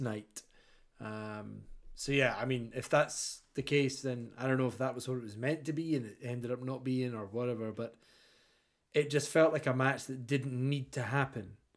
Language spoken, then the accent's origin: English; Scotland, United Kingdom; as a Scotsman